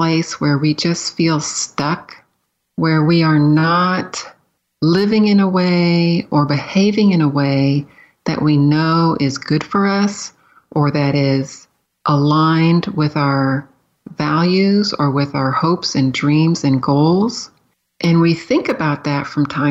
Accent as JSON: {"language": "English", "town": "San Diego", "region": "California", "country": "United States", "tie": "born or raised there", "also_born_or_lived": "Florida / Pennsylvania", "moved": "as an adult", "said": "I grew up in San Diego, California, city kid"}